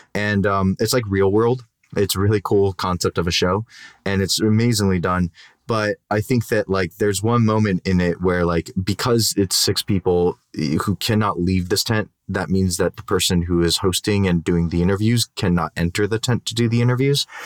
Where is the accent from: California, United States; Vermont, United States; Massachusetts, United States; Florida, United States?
California, United States; Downey; Downey, where I love to hate my hometown